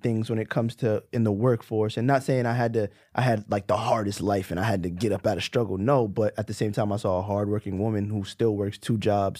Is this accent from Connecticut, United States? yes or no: no; Brooklyn, New York, United States; Like, I'm from Brooklyn. It's not the easiest place to grow up in.